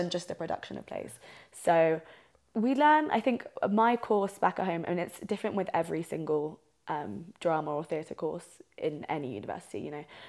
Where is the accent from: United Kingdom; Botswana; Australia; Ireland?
United Kingdom; South East England; moved away as an adult; now in Albuquerque, United States; I'm from England, so I'm from the southeast of England